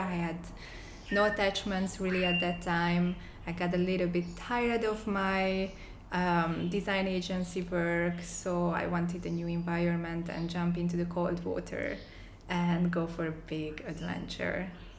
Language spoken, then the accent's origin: English; Hungary; moved away as an adult; also born or lived in Budapest; now in Tulum, Mexico; I'm from Hungary, and in Budapest, I studied architecture in the university.